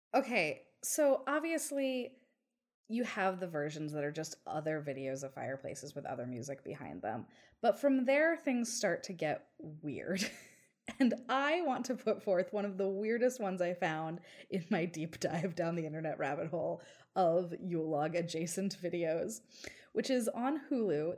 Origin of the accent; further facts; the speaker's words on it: New York City, New York, United States; as a New Yorker